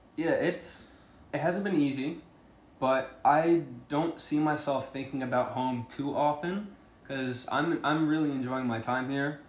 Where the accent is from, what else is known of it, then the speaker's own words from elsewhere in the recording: Long Island, New York, United States; I'm from Long Island, New York